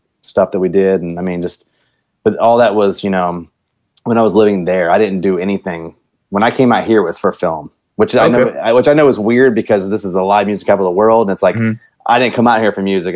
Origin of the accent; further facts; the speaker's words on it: Virginia, United States; now in Cedar Park, United States; I'm actually from Virginia.